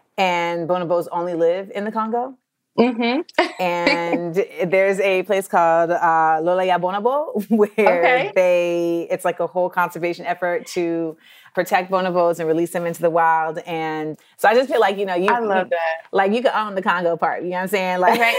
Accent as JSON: {"language": "English", "town": "Orlando", "region": "Florida", "country": "United States", "tie": "born or raised there", "also_born_or_lived": "Los Angeles / New York", "said": "I'm a Black American. And like I was born in LA, but then I grew up in Orlando, but then I spent like my formative years in New York."}